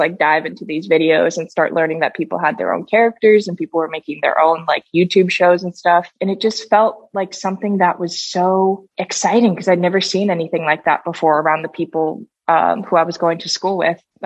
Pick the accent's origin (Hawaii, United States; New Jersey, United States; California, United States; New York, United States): Hawaii, United States; born or raised there; moved away as an adult; also born or lived in Tokyo, Japan; now in Los Angeles, United States